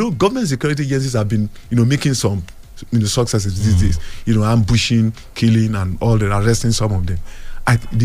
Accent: Nigeria; as a Nigerian, as an elderly person

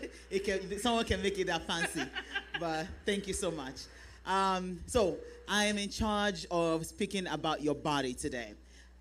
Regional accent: Nigeria; now in United States; we are Nigerian women.

